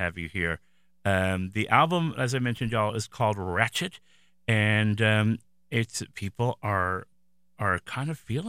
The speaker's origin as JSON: {"language": "English", "region": "New York", "country": "United States", "tie": "born or raised there", "said": "I'm born and raised in New York"}